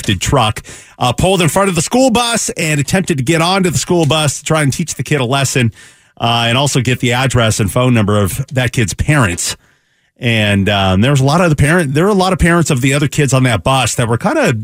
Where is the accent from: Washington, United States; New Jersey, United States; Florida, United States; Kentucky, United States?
Washington, United States; Seattle; We grew up in Seattle